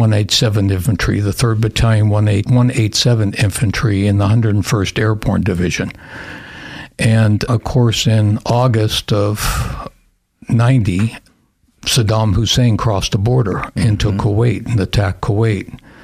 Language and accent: English; small town outside of Pittsburgh, Pennsylvania, United States; moved away as an adult; also born or lived in Germany; now in Idaho, United States; I grew up in Pennsylvania, small little town outside of Pittsburgh